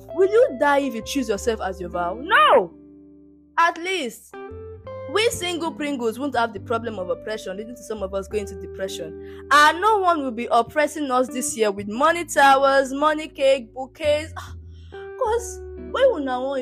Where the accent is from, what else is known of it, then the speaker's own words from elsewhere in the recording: Nigeria; even being a Nigerian